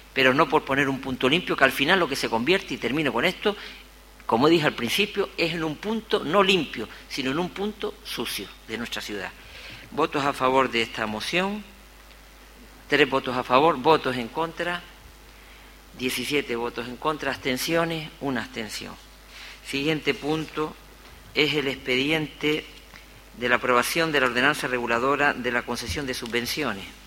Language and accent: Spanish; Gáldar, Canary Islands, Spain; he caminado mi pueblo